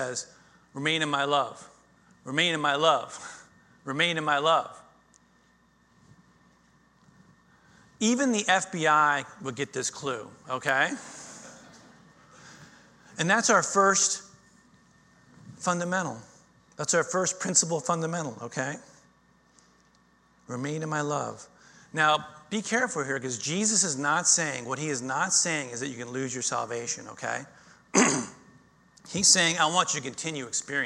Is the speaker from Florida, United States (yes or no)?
yes; Florida, United States; I grew up in Florida